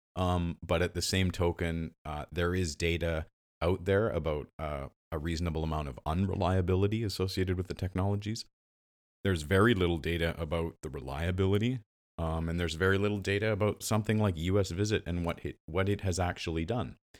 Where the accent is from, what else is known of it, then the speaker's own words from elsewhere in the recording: Western Canada, Canada; I'm, I'm from the West